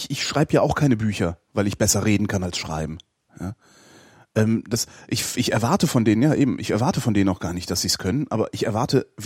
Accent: Lower Saxony, Germany; Ich bin, ich bin ja Niedersachse.

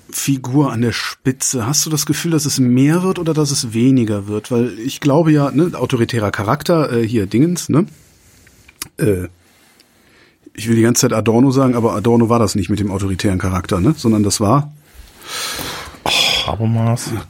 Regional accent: East Germany, Germany; Ich bin im Osten aufgewachsen

